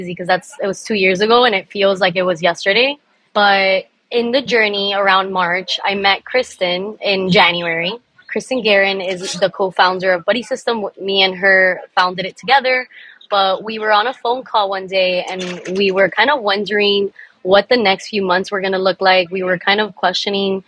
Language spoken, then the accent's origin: English; Miami, Florida, United States; also born or lived in Cuba; I'm Cuban American, first generation here in Miami. I love Miami. I ride for my city